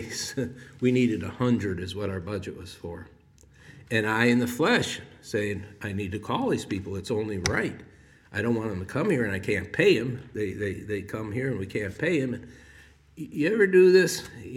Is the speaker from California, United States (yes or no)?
no; Chicago, Illinois, United States; moved away; I was from Chicago